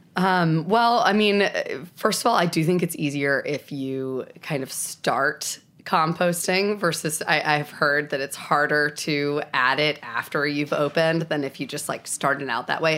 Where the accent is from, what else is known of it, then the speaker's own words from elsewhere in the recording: New Jersey, United States; accent: Southern; moved away as an adult; also born or lived in South Carolina / Spain / Los Angeles; now in Asheville, United States; I grew up in New Jersey